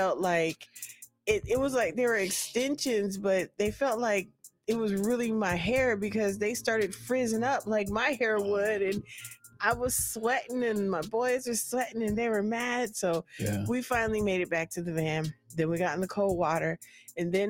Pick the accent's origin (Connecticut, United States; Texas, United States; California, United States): California, United States; I'm from Cali